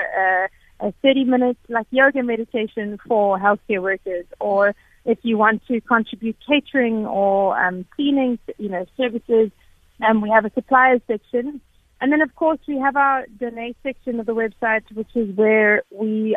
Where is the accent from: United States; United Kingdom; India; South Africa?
South Africa; I've always been a very particularly proud South African